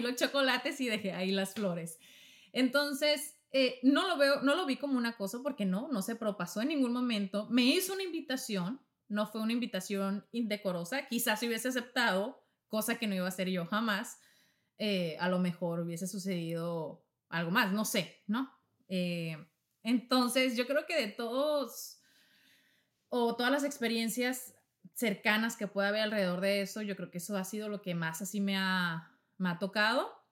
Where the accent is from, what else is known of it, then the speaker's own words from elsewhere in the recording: Navojoa, Sonora, Mexico; moved away; mismo estado donde yo soy, en México, Sonora somos norteños